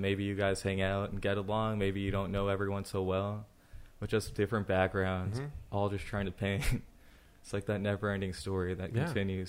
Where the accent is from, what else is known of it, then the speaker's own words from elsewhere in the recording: Ireland; So, luck, I guess I'm Irish and I can look at the ground and I can find a four-leaf clover.